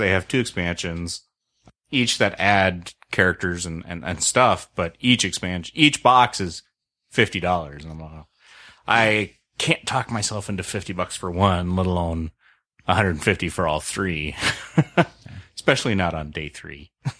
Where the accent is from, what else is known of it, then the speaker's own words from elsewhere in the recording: Canada; And I'm the Canadian.